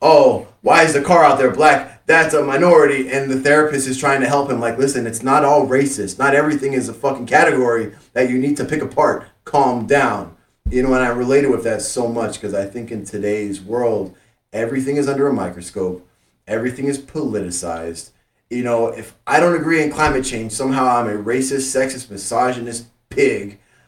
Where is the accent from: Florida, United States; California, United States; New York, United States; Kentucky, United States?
Florida, United States; Miami; I grew up in Miami.